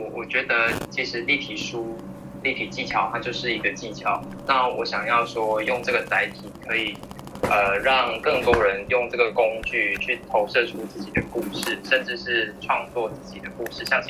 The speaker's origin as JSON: {"language": "Chinese", "region": "Nantou County", "country": "Taiwan", "said": "我是南投人"}